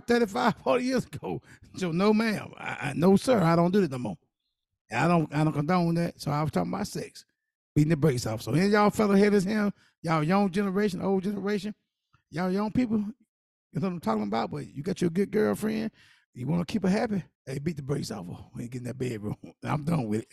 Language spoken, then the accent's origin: English; South Carolina, United States; I'm from South Carolina